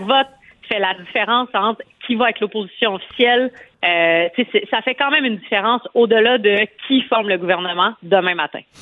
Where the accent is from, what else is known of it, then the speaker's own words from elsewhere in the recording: Montreal, Quebec, Canada; j'habite à à Montréal où j'ai grandi dans Maurice Richard